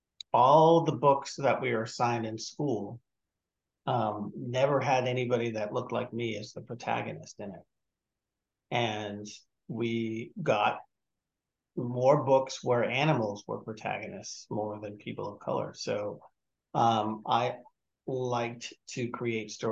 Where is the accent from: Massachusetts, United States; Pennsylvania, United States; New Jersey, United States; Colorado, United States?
Massachusetts, United States; Malden; I grew up in Malden, Massachusetts, small working class town north of Boston.